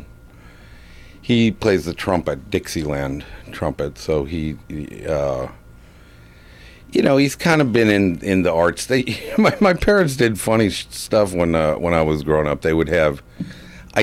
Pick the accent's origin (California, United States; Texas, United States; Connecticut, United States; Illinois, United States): Illinois, United States; moved away as an adult; also born or lived in Vermont; I grew up in Illinois